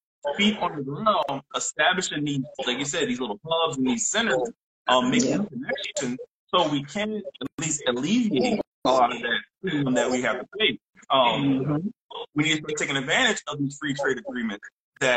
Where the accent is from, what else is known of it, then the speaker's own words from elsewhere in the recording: New Orleans, Louisiana, United States; moved away as an adult; now in South Korea; I'm from New Orleans, Louisiana